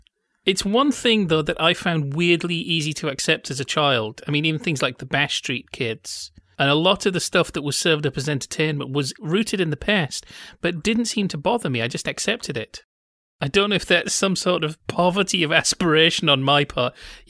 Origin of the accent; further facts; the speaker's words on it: Yorkshire and the Humber, United Kingdom; I'm from Yorkshire. It's not a very big cricket market there.